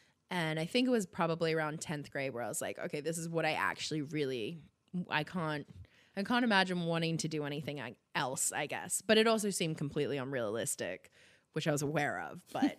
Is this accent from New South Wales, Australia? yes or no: yes; Sydney, New South Wales, Australia; Yeah, I grew up in Sydney, the Northern Beaches.